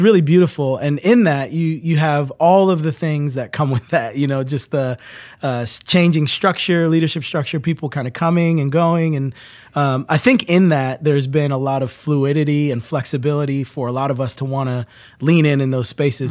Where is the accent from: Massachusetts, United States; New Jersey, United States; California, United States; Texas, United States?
New Jersey, United States; moved away; I grew up in New Jersey